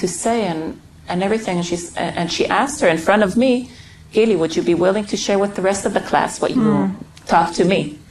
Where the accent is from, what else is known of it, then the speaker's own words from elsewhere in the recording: Beersheba, Southern District, Israel; also born or lived in Jerusalem; I was born in Jerusalem, and soon afterwards my parents moved to Beersheba